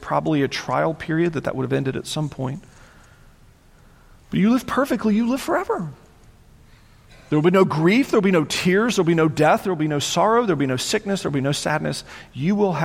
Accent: United States; as an American citizen

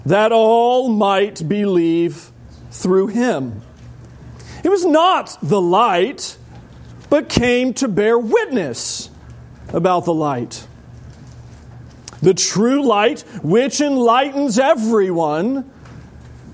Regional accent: United States; as an American

